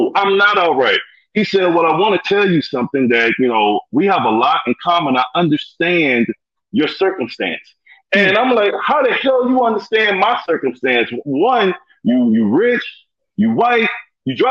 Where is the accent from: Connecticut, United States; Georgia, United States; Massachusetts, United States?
Georgia, United States; Atlanta; I'm from Atlanta, went to Lithonia High School